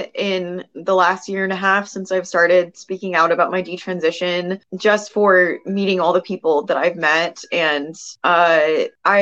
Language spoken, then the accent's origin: English; California, United States; California Senate, my home state